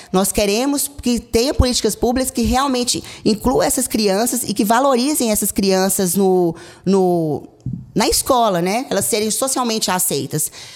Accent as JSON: {"language": "Portuguese", "town": "Caldas Novas", "region": "Goiás", "country": "Brazil", "said": "eu sou de Caldas Novas."}